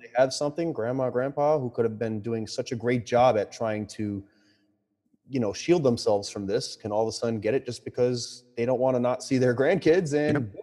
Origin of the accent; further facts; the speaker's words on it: New York, United States; now in Boston, United States; this is a New Yorker saying this. You know, I'm, I'm not from Boston